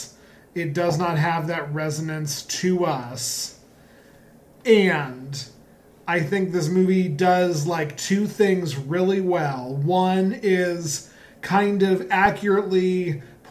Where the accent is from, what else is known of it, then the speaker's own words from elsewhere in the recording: Colorado, United States; Growing up in Colorado, which did have cold winters and snow and all